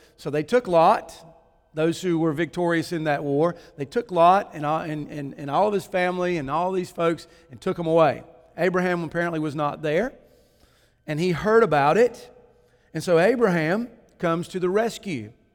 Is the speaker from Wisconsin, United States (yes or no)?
no; Kannapolis, North Carolina, United States; growing up in Kannapolis, over on First Street